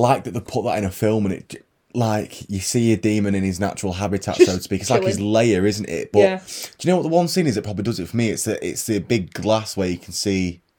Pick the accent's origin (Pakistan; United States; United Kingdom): United Kingdom; we're British